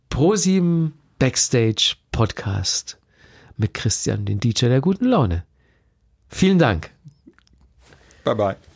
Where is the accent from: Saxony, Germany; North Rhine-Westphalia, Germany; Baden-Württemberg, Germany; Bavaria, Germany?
Bavaria, Germany; Ja, wir hatten ja nichts als Kinder in Bayern.